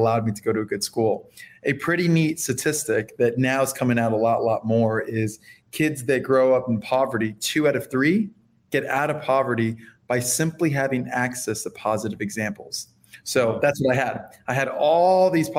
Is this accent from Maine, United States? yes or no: no; Fort Lauderdale, Florida, United States; first language Spanish; English is a second language; also born or lived in Miami, Florida; I was born and raised in Fort Lauderdale, Florida. I was born in Miami